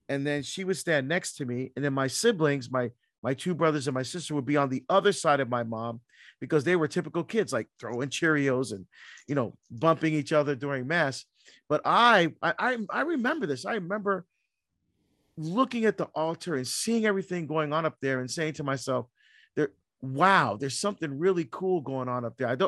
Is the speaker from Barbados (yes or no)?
yes; Barbados; born there; Yeah, so I was born in Barbados, uh, in the West Indies, in the Caribbean.